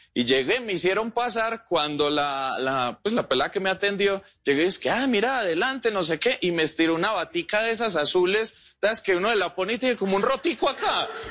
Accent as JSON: {"language": "Spanish", "town": "Medellín", "region": "Antioquia", "country": "Colombia", "said": "Soy comediante de Medellín"}